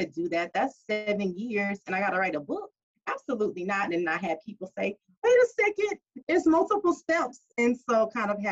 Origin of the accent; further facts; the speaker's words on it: Beaumont, Texas, United States; I am originally from Beaumont, and I'm very proud of where I'm from